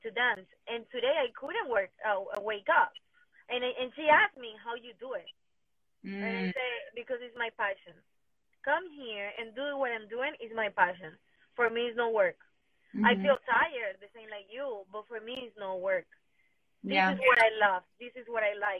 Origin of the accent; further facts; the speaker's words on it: Venezuela; English is a second language; moved away as an adult; now in United States; My parents are from Colombia, but I born and raised in Venezuela.